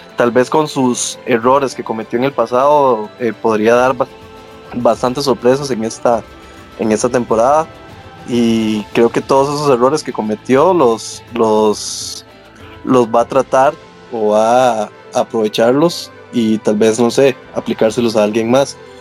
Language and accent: Spanish; Costa Rica; como Tico